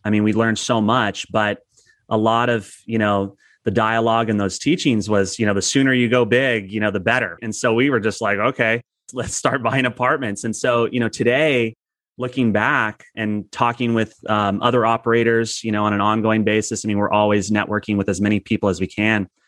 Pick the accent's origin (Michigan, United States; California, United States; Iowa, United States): California, United States; Southern; also born or lived in San Diego; I've born and raised in Southern California, but we've lived in San Diego for twenty years